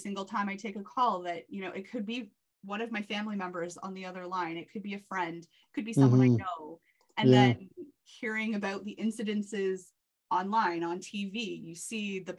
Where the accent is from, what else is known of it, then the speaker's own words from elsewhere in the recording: Whitby, Ontario, Canada; also born or lived in Oshawa / Bowmanville; So I'm born and raised in the Durham region. I grew up in Whitby